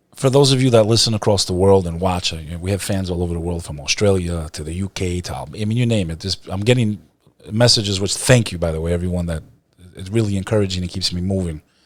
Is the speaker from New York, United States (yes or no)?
no; New Jersey, United States; also born or lived in Texas; I was born in Texas, grew up in Jersey